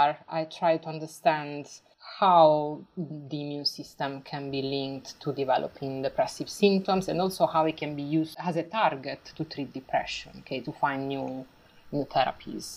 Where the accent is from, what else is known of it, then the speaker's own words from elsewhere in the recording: Apulia, Italy; moved away; I am from Puglia, this part of Italy that is the heel of the boot